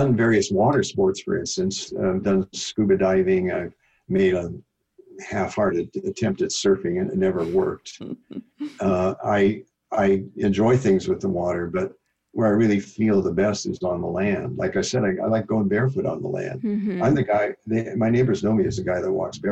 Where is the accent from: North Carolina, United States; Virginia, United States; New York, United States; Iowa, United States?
Iowa, United States; moved away; I'm from Iowa, the Midwest